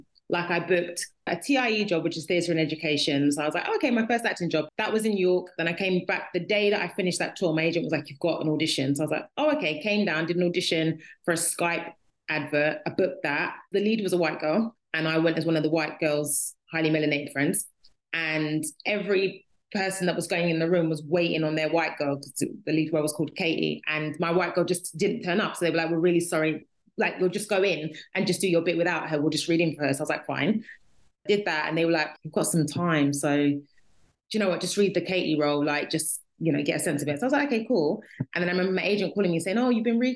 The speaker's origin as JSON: {"language": "English", "region": "London", "country": "United Kingdom", "tie": "born or raised there", "said": "I'm from London. I'm a Londoner."}